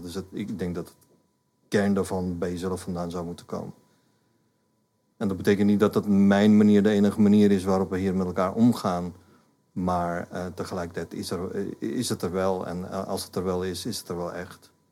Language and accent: Dutch; India; Dutch is a second language; moved away as an adult; now in Netherlands; Ik ben in India opgegroeid. Ehm, maar de laatste 35 jaar woon ik in Nederland